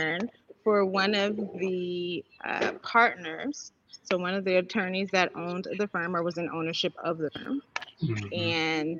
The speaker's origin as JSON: {"language": "English", "town": "Los Angeles", "region": "California", "country": "United States", "tie": "born or raised there", "also_born_or_lived": "Jamaica (family origin)", "moved": "yes", "lives_now": "Detroit, United States", "said": "I am born and raised in Los Angeles, California"}